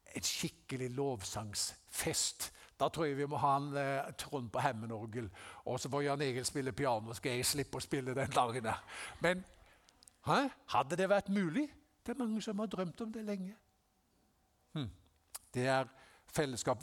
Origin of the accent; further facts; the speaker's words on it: Haugesund, Rogaland, Norway; Jeg ble en kristen da jeg var 17 eh, år gammel, hjemme i Haugesund.